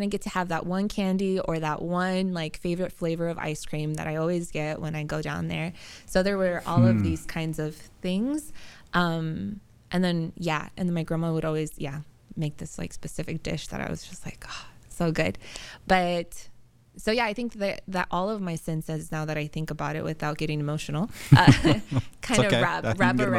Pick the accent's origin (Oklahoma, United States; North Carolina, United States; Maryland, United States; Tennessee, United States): Oklahoma, United States; now in San Diego, United States; So I grew up in Oklahoma and born and raised there